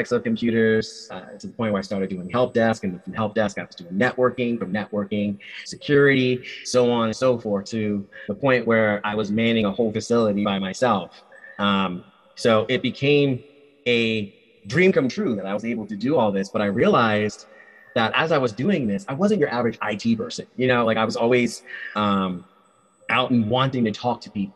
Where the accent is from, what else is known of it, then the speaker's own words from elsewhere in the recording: Rhode Island, United States; moved away as an adult; also born or lived in Nevada; I was born and raised in Rhode Island.